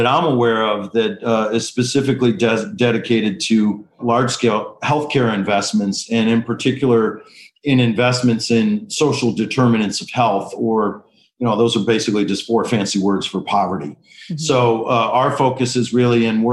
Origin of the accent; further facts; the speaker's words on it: Detroit, Michigan, United States; moved away as an adult; now in Washington, D.C., United States; I was born to two med students at Wayne State Med School in Detroit, Michigan. So, you know, being raised by two primary care docs in an inner city